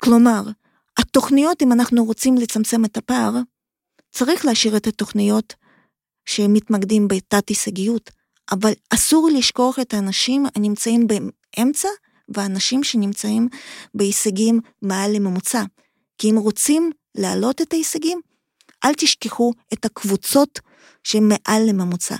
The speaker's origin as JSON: {"language": "Hebrew", "town": "Kharkiv", "region": "Kharkiv Oblast", "country": "Ukraine", "tie": "born or raised there", "second_language": "Hebrew", "moved": "yes", "lives_now": "Israel", "said": "אני מאוקראינה, אני ילידת עיר חרקיף, חרקוב"}